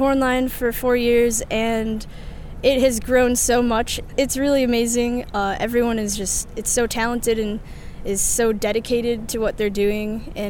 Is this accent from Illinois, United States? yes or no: yes; Naperville, Illinois, United States; the Blue Stars drum major. This is my sixth season with the Blue Stars. I'm from Naperville, Illinois.